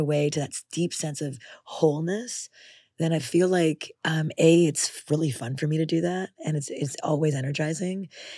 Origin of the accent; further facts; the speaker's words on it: Montreal, Quebec, Canada; in Canada, where we grew up in Montreal, with literally not a single relative.